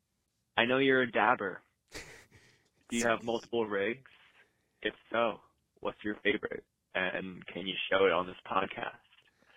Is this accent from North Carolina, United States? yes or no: no; Connecticut, United States; I'm from Connecticut.